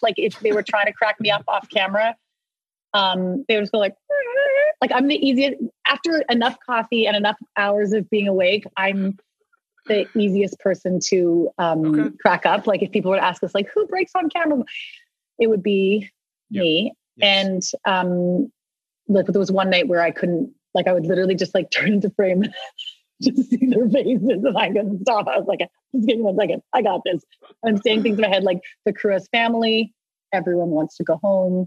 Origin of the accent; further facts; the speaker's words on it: Vancouver, British Columbia, Canada; also born or lived in Ottawa; I was born in Ottawa, but I actually grew up since I was two in Vancouver